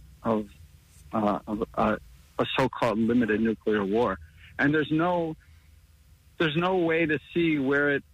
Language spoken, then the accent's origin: English; Rochester, New York, United States; I'm from Rochester, New York, which used to be Kodak Town